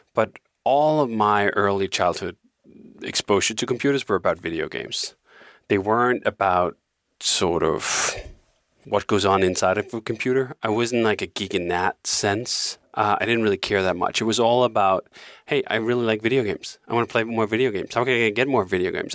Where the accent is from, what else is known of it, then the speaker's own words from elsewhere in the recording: Denmark; moved away as an adult; now in Malibu, United States; growing up in Denmark